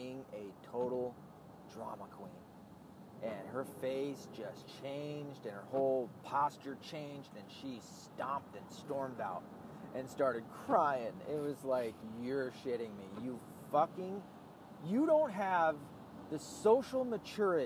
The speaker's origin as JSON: {"language": "English", "region": "the South", "country": "United States", "said": "I'm from the South"}